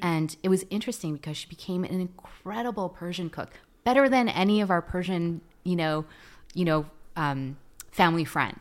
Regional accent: Vancouver, British Columbia, Canada; first language Tagalog; English is a second language; also born or lived in Philippines / California; I did most of my growing up here. We moved up here when I was six

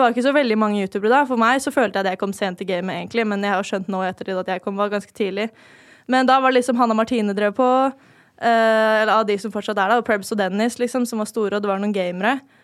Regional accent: Lørenskog, Akershus, Norway; also born or lived in Oslo; jeg er født eh, i Oslo, da, men jeg bodde ikke der så lenge. Det var sånn de tre første årene av livet. Og så flytta til Fjellhamar. Levde liksom livet

